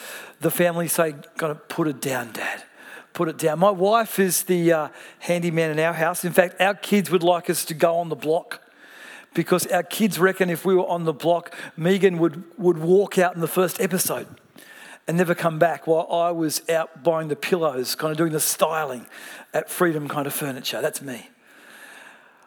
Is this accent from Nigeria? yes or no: no; Melbourne, Victoria, Australia; I come from Melbourne